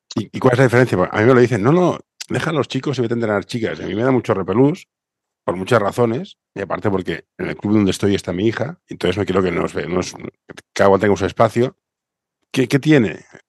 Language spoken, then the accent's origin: Spanish; Barcelona, Catalonia, Spain; Yo soy de Barcelona